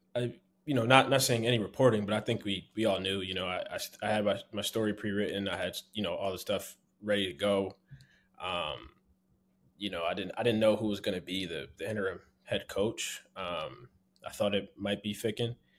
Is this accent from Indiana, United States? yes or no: no; Philadelphia, Pennsylvania, United States; I'm from Philly